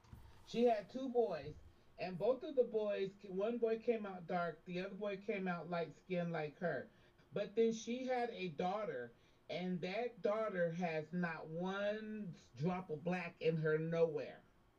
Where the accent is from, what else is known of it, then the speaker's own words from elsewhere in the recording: Navajo reservation in New Mexico, United States; moved away; My mother lives in Oklahoma. And I was raised on the Navajo Indian in New Mexico, reservation in New Mexico.